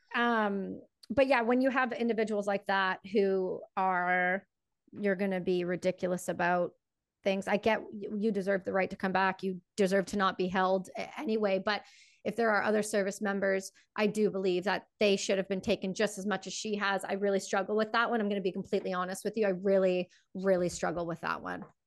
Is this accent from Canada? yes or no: yes; Canada; I'm Canadian, and I I'm full, I'm full on a all the way Canadian.